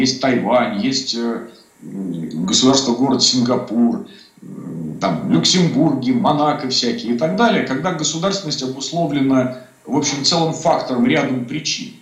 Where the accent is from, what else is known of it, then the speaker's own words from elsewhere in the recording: Donbas, Ukraine; now in Moscow, Russia; я часто бываю э, в Донбассе, я оттуда родом